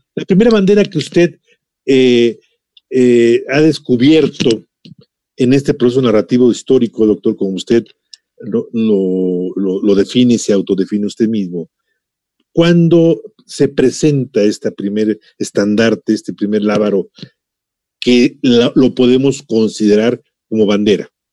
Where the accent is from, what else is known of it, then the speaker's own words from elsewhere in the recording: Mexico; nos identifica a todos como mexicanos